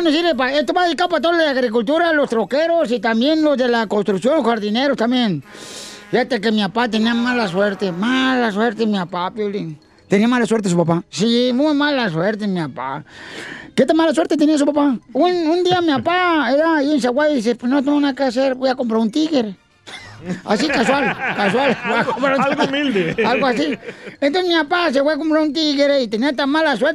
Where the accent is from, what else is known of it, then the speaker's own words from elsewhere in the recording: Italy; Spanish is a second language; yo, pues, eh, yo también soy italiana.